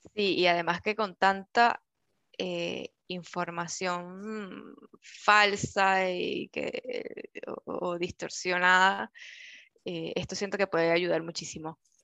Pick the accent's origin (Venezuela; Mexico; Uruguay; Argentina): Venezuela; now in Chile; en mi caso que soy venezolana